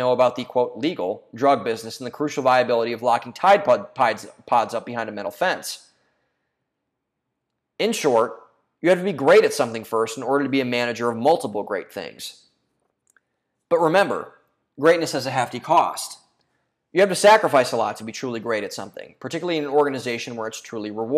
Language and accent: English; home state of Vivek Ramaswamy, Ohio, United States; he's from my home state